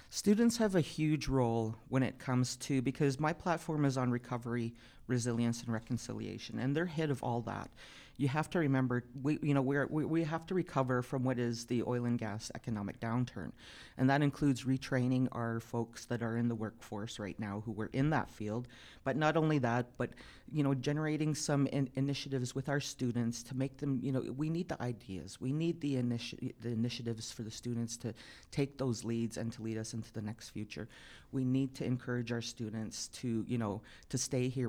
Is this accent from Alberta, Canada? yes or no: yes; Piikani Nation, Alberta, Canada; moved away as an adult; now in Calgary, Canada; I'm from, uh, the Piikani Nation, which is about two and a half hours south of here between Pincher Creek and Fort McLeod. I was, uh, born and raised there, and I left when I was nineteen out of high school